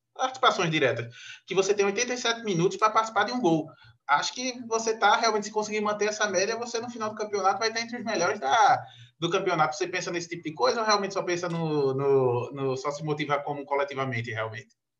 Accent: Pernambuco, Brazil; aqui no Nordeste, porque a gente é de Pernambuco

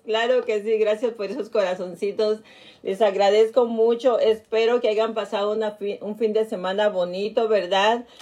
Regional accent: Nayarit, Mexico; moved away; mis paisanos de Nayarit, de mi pueblo

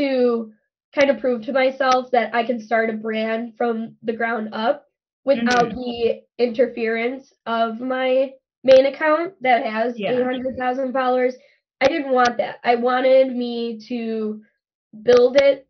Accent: Chicago, Illinois, United States; I'm from Chicago, from Southside Chicago.

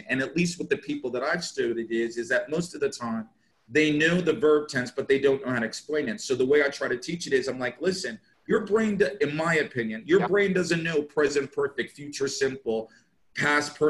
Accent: United States; first language English; moved away as an adult; now in Jeddah, Saudi Arabia; I happen to be born in America. My native language happens to be English.

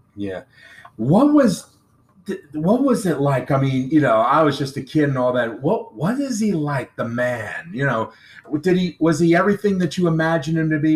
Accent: New Jersey, United States; I grew up in New Jersey

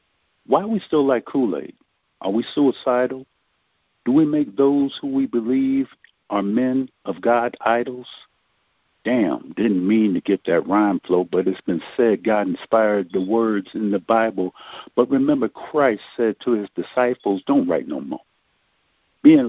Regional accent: Rochester, New York, United States; I'm not from Africa, nor have I been there in the streets. I was born and raised in Rochester, New York, and I know Hudson Avenue and Genesee Beer.

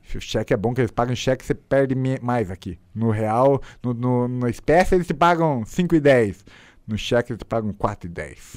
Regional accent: Brazil; A gente é brasileiro e classe pobre

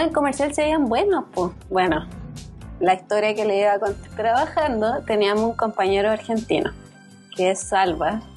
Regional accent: Chile

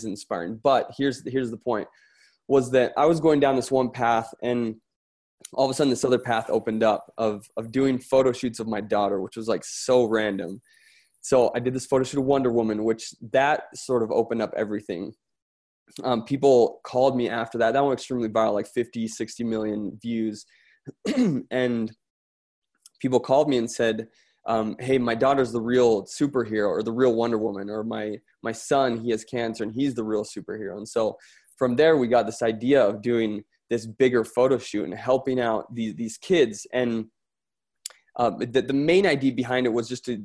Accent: Florence, Tuscany, Italy; moved away; I'm from Italy, by the way. So that sort of background from Florence.

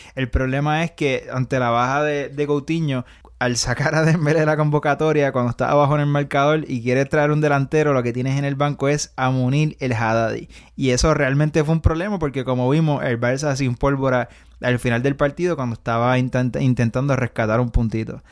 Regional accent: Puerto Rico; de donde somos nosotros, de Puerto Rico

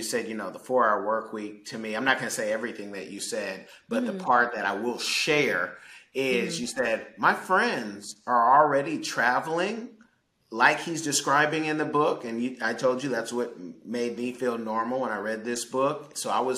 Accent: California, United States; the Bay Area, so it was always

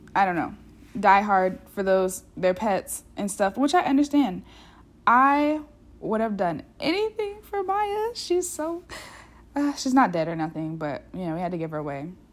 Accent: United States; also born or lived in Europe; an American who's gotten the opportunity to, like, live outside this country

